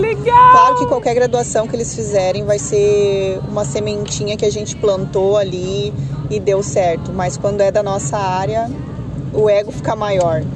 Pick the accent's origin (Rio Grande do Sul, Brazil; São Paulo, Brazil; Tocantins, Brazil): Rio Grande do Sul, Brazil; Ivoti; sou de Voti.